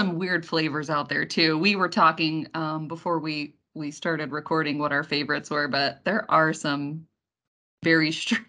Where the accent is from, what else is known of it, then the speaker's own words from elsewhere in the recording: Youngstown, Ohio, United States; Youngstown in my hometown.